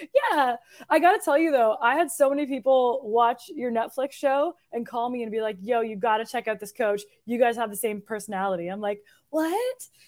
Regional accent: Hamilton, Ontario, Canada; moved away as an adult; also born or lived in Toronto; now in Nashville, United States; I'm originally from Hamilton and then lived in Toronto for years

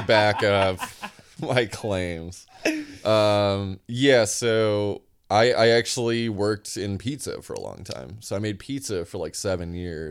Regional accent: Sioux City, Iowa, United States; moved away as an adult; now in Boston, United States; I grew up in Sioux City, Iowa, and then I moved across the state to Iowa City, Iowa

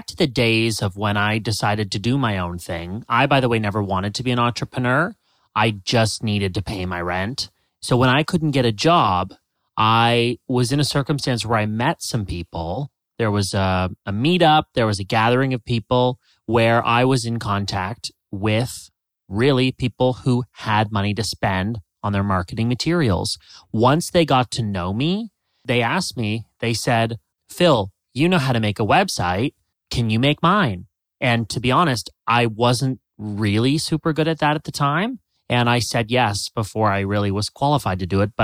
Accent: Canada; moved away as an adult; now in United States; I'm Canadian

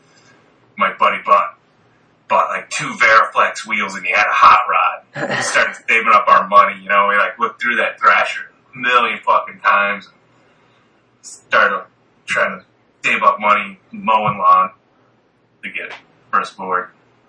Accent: Maryland, United States; Maryland. My dad was in the army, so we traveled around a lot, and then my mom's family all immigrated to like Staten Island when I was a kid, so we'd move around a bunch

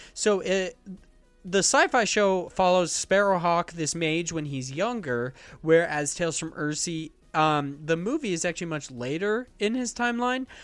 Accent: Idaho, United States; growing up in Idaho

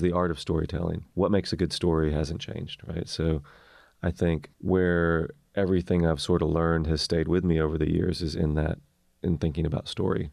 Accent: Maryville, Tennessee, United States; moved away as an adult; also born or lived in Memphis, Tennessee; growing up in East Tennessee

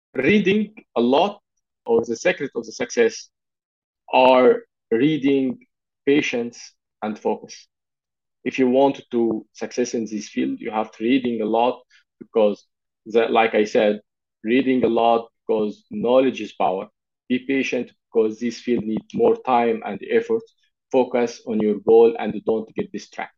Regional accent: Egypt; I'm a lawyer from Egypt

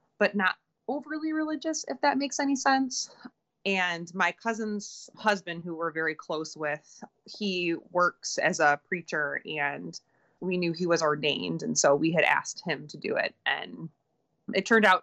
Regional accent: Detroit, Michigan, United States; we're from Michigan, we're from Detroit.

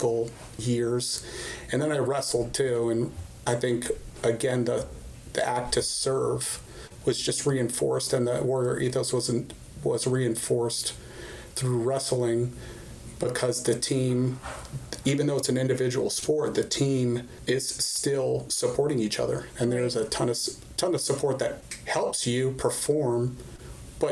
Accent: Arizona, United States; moved away as an adult; also born or lived in New York / Fort Bragg, North Carolina; I originally grew up, early childhood, very formative years in Arizona

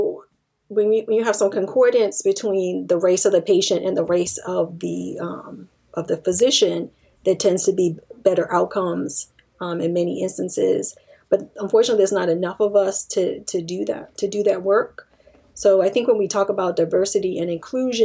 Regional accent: Washington, District of Columbia, United States; I grew up in Washington, D.C.

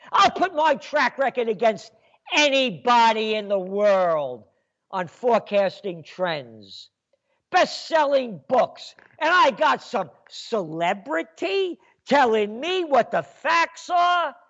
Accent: United States; my blood is Italian, but my heart's American. And, my, and I'm an American

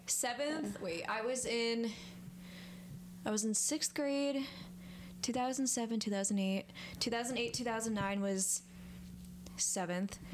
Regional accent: Montrose, New York, United States; moved away as an adult; also born or lived in New Paltz; now in Kingston, United States; from a tiny town called Montrose

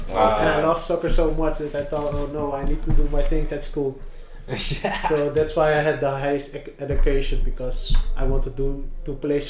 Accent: Amsterdam, North Holland, Netherlands; Oh, born in Amsterdam.

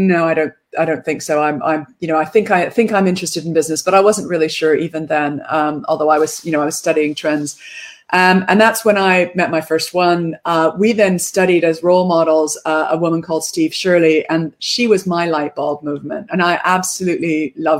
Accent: Canada; moved away as an adult; also born or lived in United Kingdom; I'm Canadian. I grew up in a logging town, a lumber town in Canada.

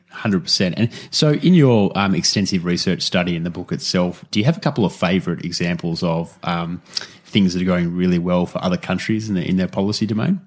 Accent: Australia; as an Australian

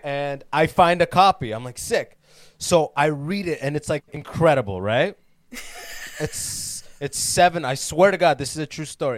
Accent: London, Ontario, Canada; moved away as an adult; also born or lived in Sudan; now in United States; I am born in Sudan, but I came to Canada when I was six

